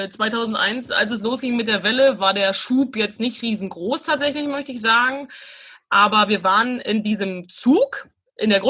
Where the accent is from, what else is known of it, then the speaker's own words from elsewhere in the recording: Brandenburg, Germany; Also ich bin aus Brandenburg, muss man sagen, und äh, da ist nicht viel los, außer dass wir Wölfe haben